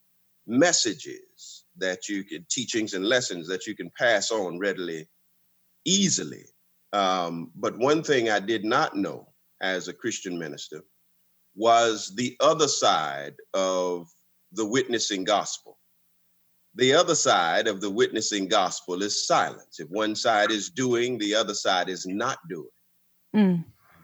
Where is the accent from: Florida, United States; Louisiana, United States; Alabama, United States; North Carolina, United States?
Florida, United States; West Palm Beach; I was born and raised in West Palm Beach